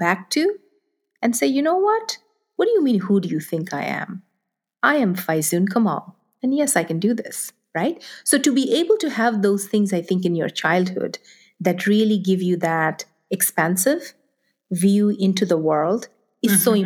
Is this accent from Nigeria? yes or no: yes; Nigeria; moved away; I grew up in Nigeria. I grew up in Africa.